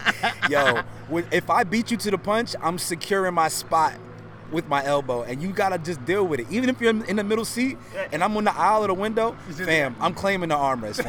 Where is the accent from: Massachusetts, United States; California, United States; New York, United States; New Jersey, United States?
New Jersey, United States; South Orange; also born or lived in Irvington, New Jersey; now in Los Angeles, United States; I'm born and raised in Jersey. I grew up in Duality. So I grew up in a town called South Orange and a town called Irvington.